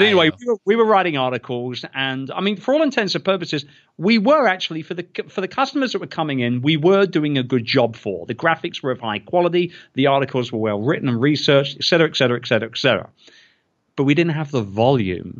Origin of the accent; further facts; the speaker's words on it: United Kingdom; I'm British